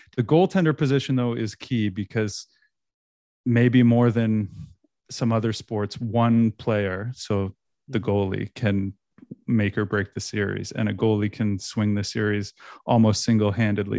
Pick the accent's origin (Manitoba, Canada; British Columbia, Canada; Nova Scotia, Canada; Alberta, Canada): Nova Scotia, Canada; moved away as an adult; now in Toronto, Canada; I'm originally from Nova Scotia